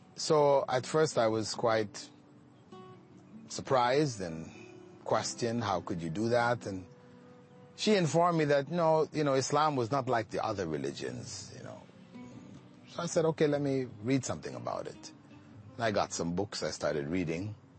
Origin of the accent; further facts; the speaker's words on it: Toronto, Ontario, Canada; moved away as an adult; also born or lived in Jamaica / Malaysia; now in Qatar; I grew up in Jamaica until I was about seven. Then my family migrated to Toronto, Canada